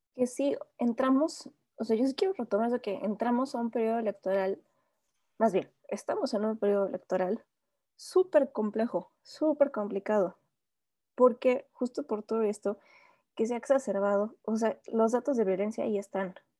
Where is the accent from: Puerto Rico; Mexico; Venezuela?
Mexico; a nosotros como mexicanos